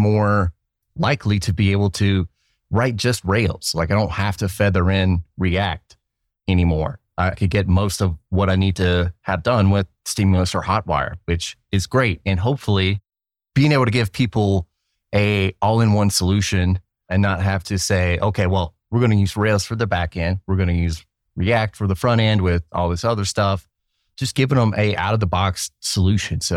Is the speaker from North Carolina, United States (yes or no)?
yes; North Carolina, United States; moved away; heading back to my home state for the first time in 5 or 6 years